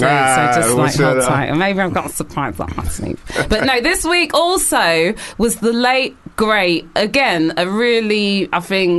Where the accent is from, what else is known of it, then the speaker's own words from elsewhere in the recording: United Kingdom; there's just so many things that we need to vent as British people